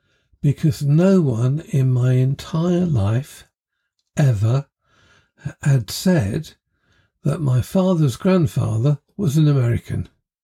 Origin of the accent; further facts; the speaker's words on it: East of England, United Kingdom; born there; I had qualified for a boarding place at their school because I was born in Essex.